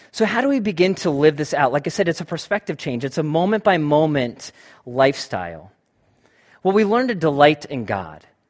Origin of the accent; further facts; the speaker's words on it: United States; I'm an American white male